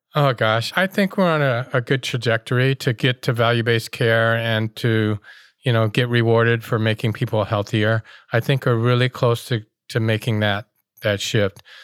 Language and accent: English; Oakland, California, United States; growing up in Oakland